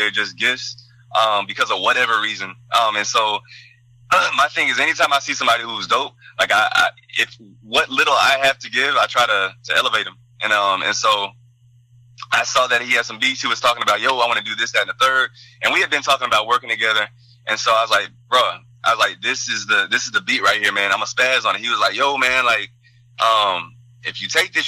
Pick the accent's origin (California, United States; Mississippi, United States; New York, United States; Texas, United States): Texas, United States; also born or lived in Dallas, Texas / England; so I'm originally from Texas, right on the border, and I grew up around Hispanics